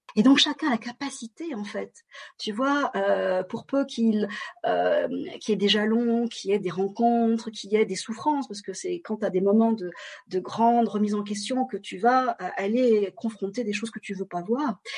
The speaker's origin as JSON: {"language": "French", "country": "France", "tie": "born or raised there", "said": "je suis d'origine vietnamienne et je suis née en France"}